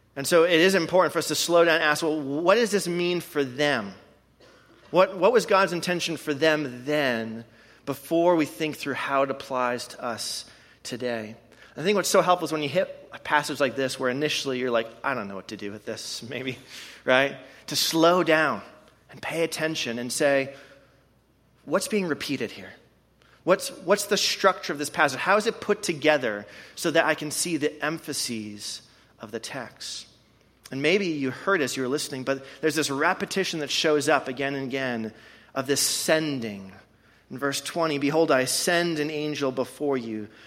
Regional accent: Canada; now in Madison, United States; I am from Canada

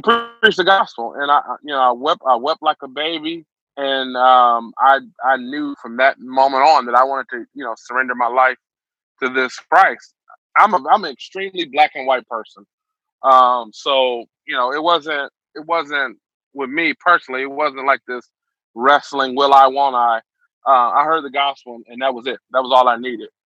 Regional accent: Detroit, Michigan, United States; born and raised in Detroit, Michigan, Northwest Side. I grew up

